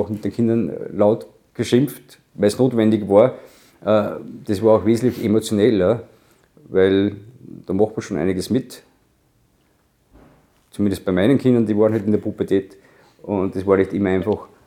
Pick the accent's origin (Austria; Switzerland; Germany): Austria; Obernberg am Inn, Upper Austria; Ich bin am Tennisplatz aufgewachsen, nicht in Gurten, in Obenberg am Inn, wo ich geboren bin.